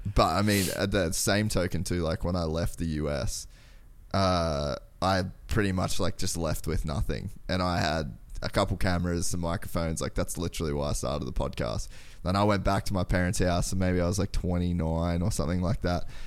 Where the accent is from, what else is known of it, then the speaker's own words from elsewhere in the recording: Cairns, Queensland, Australia; moved away as an adult; I grew up in Cairns, Aus-, like, so way far north Queensland